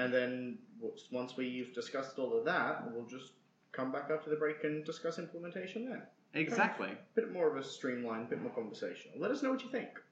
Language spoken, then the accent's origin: English; North Queensland, Australia; come from North Queensland